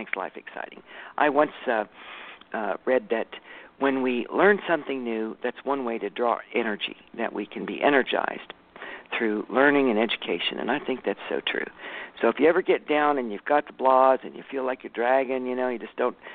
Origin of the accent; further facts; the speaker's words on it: California, United States; I'm from California.